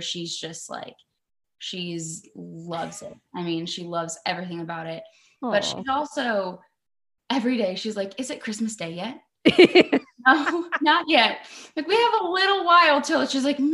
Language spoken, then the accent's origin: English; Florida, United States; moved away as an adult; now in Tennessee, United States; We're both actually from Florida